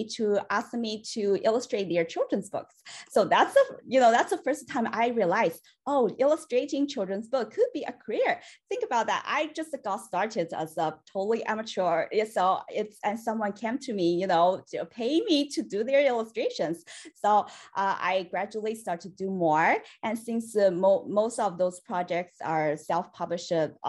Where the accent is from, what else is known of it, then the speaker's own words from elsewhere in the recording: China; moved away as an adult; now in United States; I was born and raised in China